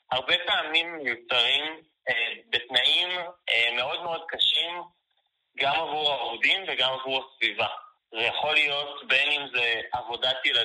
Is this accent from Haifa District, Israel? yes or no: yes; Haifa, Haifa District, Israel; אני בן 24, אני מחיפה